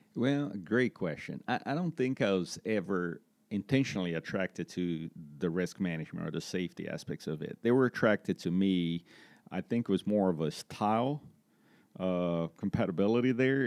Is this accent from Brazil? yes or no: yes; Brazil; moved away as an adult; also born or lived in Florida; now in Greensboro, United States; I'm originally from Brazil, um, from a small town in Brazil